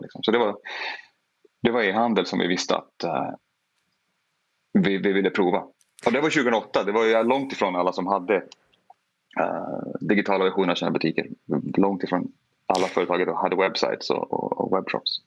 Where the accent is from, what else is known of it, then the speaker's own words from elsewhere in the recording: Porjus, Norrbotten County, Sweden; now in Chicago, United States; Jag kommer från Porjus. Mm. Det är liksom där jag har eh, vuxit, vuxit upp.